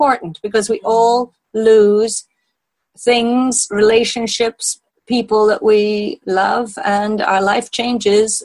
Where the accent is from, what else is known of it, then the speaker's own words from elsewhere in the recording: Wales, United Kingdom; moved away as an adult; also born or lived in Canada / Australia; I grew up in Wales. My parents lived in Wales for all of my childhood